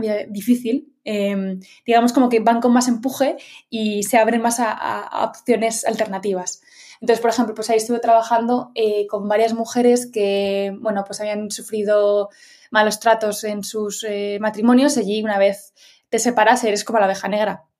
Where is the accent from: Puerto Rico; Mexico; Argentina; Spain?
Spain; Madrid, Community of Madrid; Yo soy de Madrid